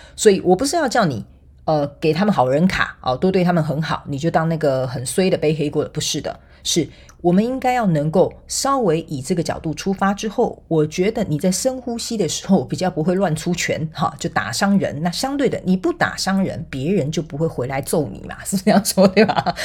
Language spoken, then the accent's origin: Chinese; Taiwan; 我们台湾人叫做看， 看， 跨秋亏